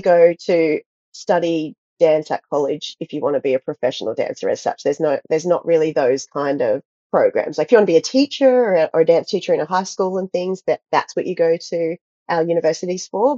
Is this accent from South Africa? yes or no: no; Australia; also born or lived in Gold Coast, Queensland / United States; I grew up in a really small town in Australia and just trained at a local dance school. And then I moved to the Gold Coast in my early teenage years